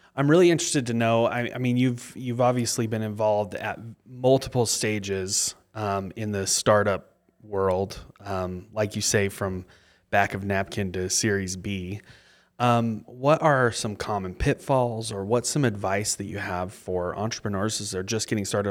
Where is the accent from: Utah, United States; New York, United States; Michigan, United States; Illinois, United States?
Utah, United States; Mapleton; I was born in Mapleton and I live in Mapleton still.